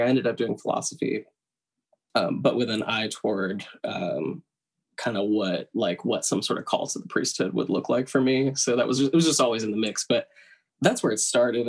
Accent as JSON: {"language": "English", "region": "Tennessee", "country": "United States", "tie": "born or raised there", "also_born_or_lived": "Brooklyn, New York", "moved": "as an adult", "lives_now": "New York, United States", "said": "I am originally from the South. I grew up in Tennessee"}